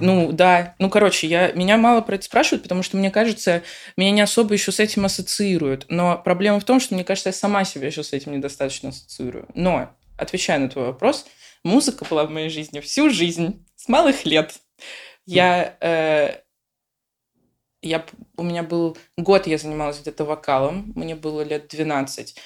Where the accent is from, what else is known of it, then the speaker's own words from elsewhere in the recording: Moscow, Russia; moved away as an adult; now in Lisbon, Portugal; я родом из Москвы